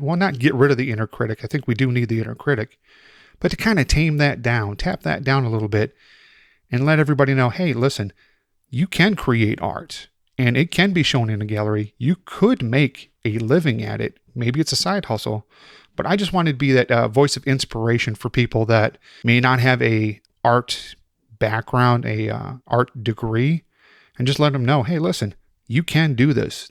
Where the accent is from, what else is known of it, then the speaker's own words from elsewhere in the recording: Chicago, Illinois, United States; moved away; I'm originally from Chicago